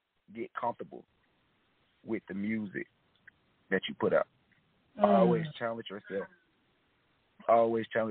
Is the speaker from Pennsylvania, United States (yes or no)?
no; East Point, Georgia, United States; also born or lived in Miami; I actually grew up in East Point and Miami.